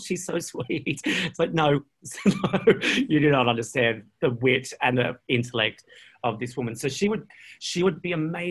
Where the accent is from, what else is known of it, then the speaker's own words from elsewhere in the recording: Australia; moved away as an adult; also born or lived in London; as an Australian or a Commonwealth citizen